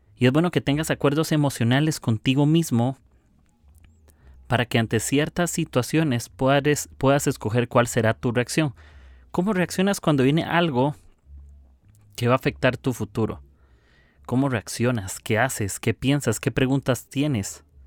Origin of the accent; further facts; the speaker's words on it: Costa Rica; soy de Costa Rica